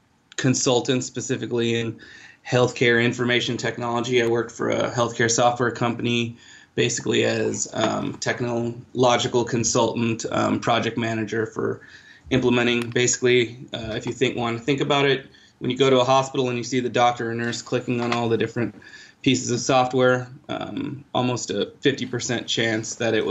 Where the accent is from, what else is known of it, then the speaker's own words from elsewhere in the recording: Chicago, Illinois, United States; moved away; also born or lived in India / Kansas City; Hi everyone … I'm originally from Chicago, but was based in Kansas City.